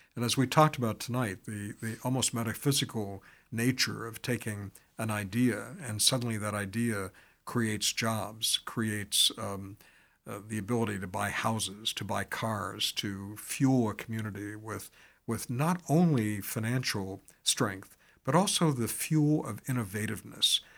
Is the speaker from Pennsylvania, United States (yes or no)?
yes; Pittsburgh, Pennsylvania, United States; now in Chicago, United States; my hometown and, uh, or birth town as I talk it, talk about it, uh, but, um, uh, Pittsburgh